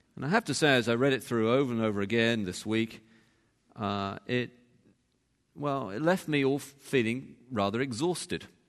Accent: England, United Kingdom; moved away; over there we are English

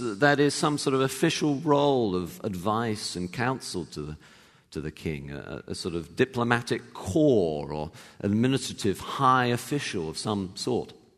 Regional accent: England, United Kingdom; moved away; I actually grew up in England and, uh, you know, was born there, went to university there

